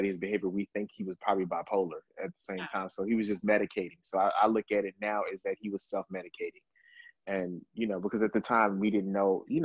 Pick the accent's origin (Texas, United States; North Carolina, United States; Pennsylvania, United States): Texas, United States; Dallas; now in New York, United States; originally from Texas, from Dallas, Texas, and I was here in New York